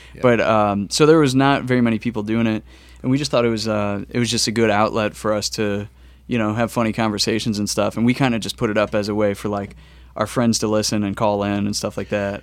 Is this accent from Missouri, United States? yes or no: yes; St. Louis, Missouri, United States; also born or lived in New York; I was born and raised in St. Louis